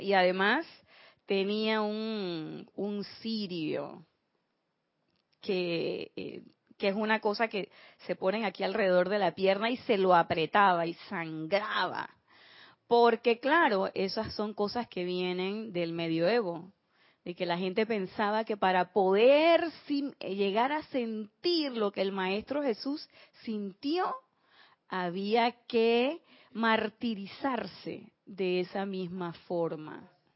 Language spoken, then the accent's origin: Spanish; Panama; como decimos aquí en Panamá